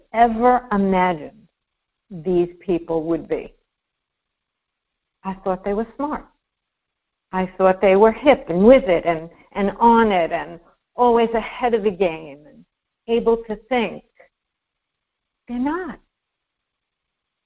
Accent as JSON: {"language": "English", "town": "New York City", "region": "New York", "country": "United States", "said": "I'm a New Yorker"}